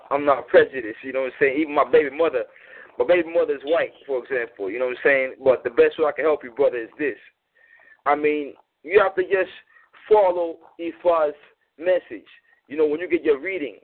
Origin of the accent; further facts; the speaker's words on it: United States; I was born here in America